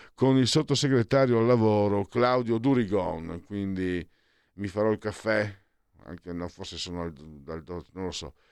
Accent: Italy; also born or lived in Veneto; io vengo dal Friuli, dal Veneto

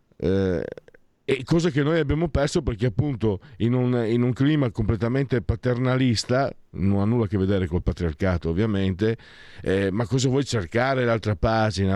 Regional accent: Pordenone, Friuli-Venezia Giulia, Italy; io sono nato a Pordenone dove è nato il punk in Italia

